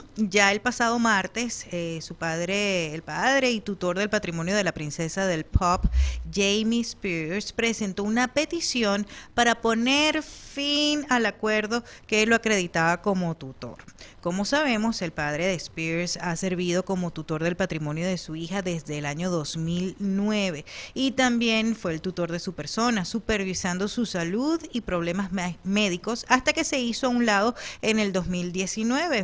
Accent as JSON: {"language": "Spanish", "town": "Maracaibo", "region": "Zulia", "country": "Venezuela", "accent": "maracucho", "moved": "yes", "lives_now": "Phoenix, United States", "said": "yo soy medio maracucha también, ¿no? Eh, venimos de una región es muy particular de, Venezuela en el occidente de, nuestro país"}